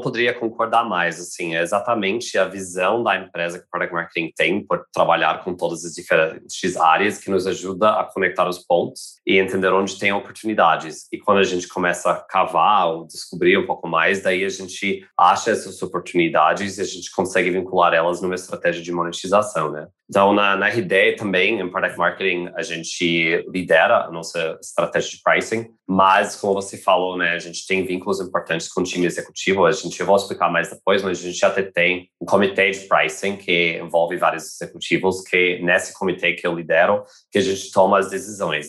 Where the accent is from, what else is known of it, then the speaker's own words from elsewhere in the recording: United States; now in Brazil; Sou americano